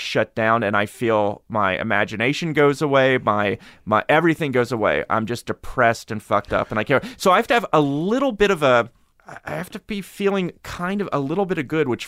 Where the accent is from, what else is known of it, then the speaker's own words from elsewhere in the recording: Harrisburg, Pennsylvania, United States; I grew up in Harrisburg.